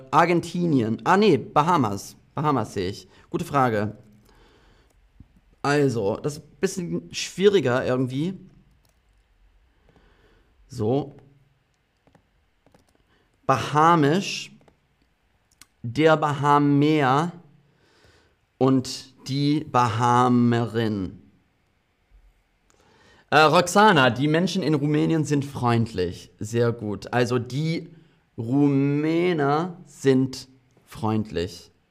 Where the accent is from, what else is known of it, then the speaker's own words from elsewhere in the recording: England, United Kingdom; Ähm, ich bin auch halb Brite. Ich bin in England aufgewachsen.